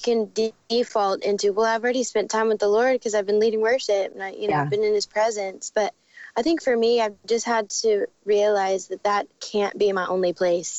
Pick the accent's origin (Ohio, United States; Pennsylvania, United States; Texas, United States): Texas, United States; Dallas; moved away as an adult; also born or lived in Arizona; now in Nashville, United States; I grew up in Dallas